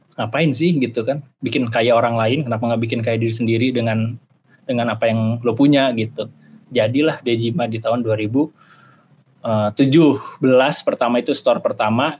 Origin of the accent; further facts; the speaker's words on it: Jakarta, Indonesia; moved away as an adult; also born or lived in Bandung; saya asal Jakarta ya, saya nggak mau disuruh balik ke Jakarta